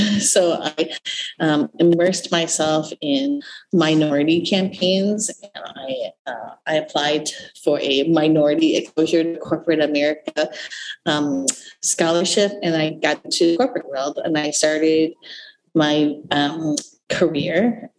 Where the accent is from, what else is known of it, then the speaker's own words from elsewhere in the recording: Twin Cities, Minnesota, United States; also born or lived in Vietnam; I grew up in a suburb of the Twin Cities.